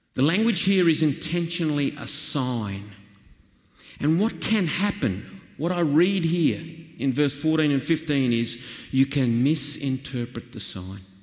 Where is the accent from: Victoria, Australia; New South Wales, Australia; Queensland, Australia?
New South Wales, Australia; northwestern; I come from the flat plains of northwestern New South Wales